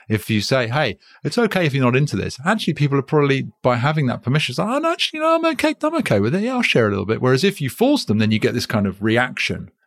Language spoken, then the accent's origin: English; United Kingdom; accent: British; now in United States; I'm British and I live in America.